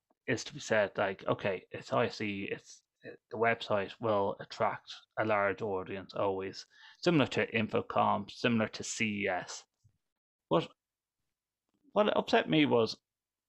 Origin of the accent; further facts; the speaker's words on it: Ireland; I'm Irish. I'm Irish